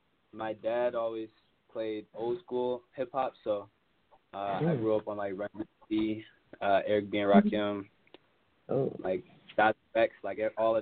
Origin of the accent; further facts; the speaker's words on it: Chicago area, Illinois, United States; also born or lived in Westmont, Illinois / South Holland, Illinois / Villa Park, Illinois; Okay, yeah, so I was born in Westmont, and I lived in South Holland from, like, a baby until about fifth grade. And then with my parents divorced, and after that, we moved out to Villa Park, which is, like, kind of like a more suburban area. And I've been living there ever since.